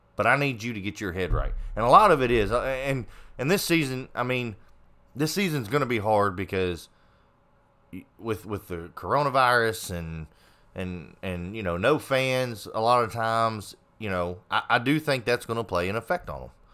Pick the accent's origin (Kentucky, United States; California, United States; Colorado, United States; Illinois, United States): Kentucky, United States; we are from Kentucky